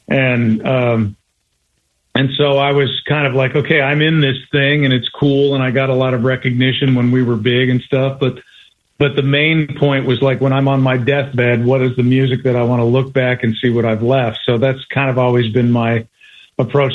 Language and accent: English; Colorado, United States; I was from Colorado